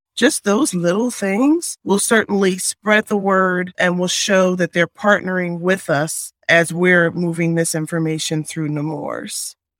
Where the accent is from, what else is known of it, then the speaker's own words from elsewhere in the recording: Philadelphia, Pennsylvania, United States; I am originally from Philadelphia